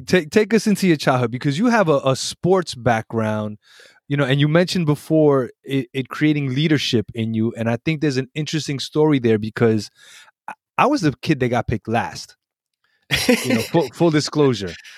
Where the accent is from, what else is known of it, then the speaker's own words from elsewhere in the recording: New York City, New York, United States; also born or lived in Puerto Rico; a really good, uh, New York, uh, coming up story